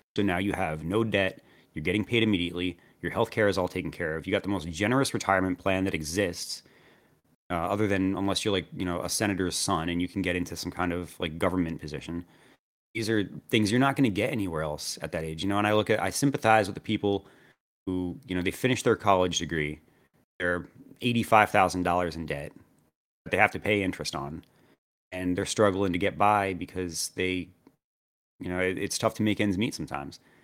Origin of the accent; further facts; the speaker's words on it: New Jersey, United States; I grew up in New Jersey